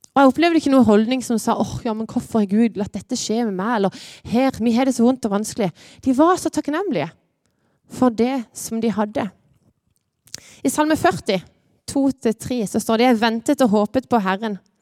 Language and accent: Norwegian; Lyngdal, Agder, Norway; Jeg er her fra Lyngdal.